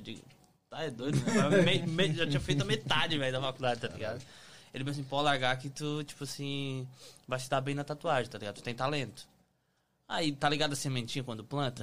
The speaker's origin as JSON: {"language": "Portuguese", "town": "Araranguá", "region": "Santa Catarina", "country": "Brazil", "moved": "yes", "lives_now": "United States", "said": "cidade pequena, Araranguá"}